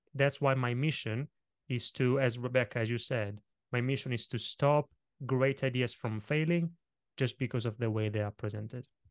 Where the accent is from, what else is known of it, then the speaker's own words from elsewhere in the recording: Italy; English is a second language; moved away; kid growing up in Italy, I grew up in a family of very small business owners